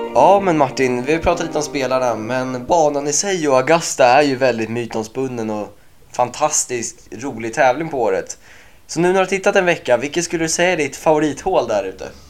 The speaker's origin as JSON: {"language": "Swedish", "country": "Sweden", "said": "som svensk"}